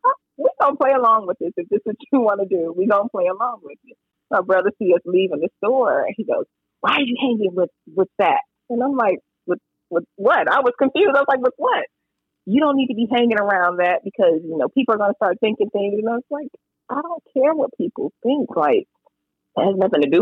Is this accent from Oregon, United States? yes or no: no; Hapeville, Georgia, United States; I grew up in Hatesville, Georgia